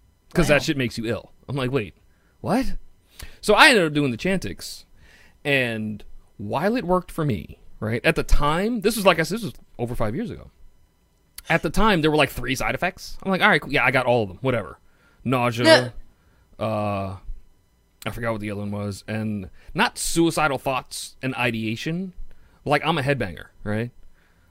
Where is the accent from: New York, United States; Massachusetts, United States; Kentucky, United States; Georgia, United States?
New York, United States; New York City; accent: Queens; my Queens accent